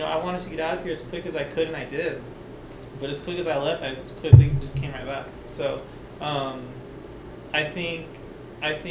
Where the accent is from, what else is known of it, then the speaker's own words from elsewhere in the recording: El Paso, Texas, United States; Born and raised in El Paso. Did high school here